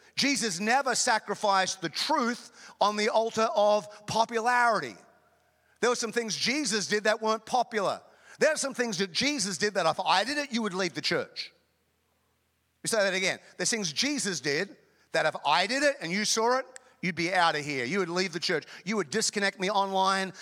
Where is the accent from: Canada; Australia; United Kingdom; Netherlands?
Australia; North Queensland; also born or lived in Chicago; now in United States; I grew up in Queensland, Australia, North Queensland